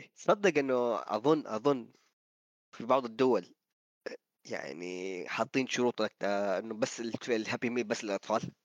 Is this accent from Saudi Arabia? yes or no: yes; Saudi Arabia; عندنا في السعوديه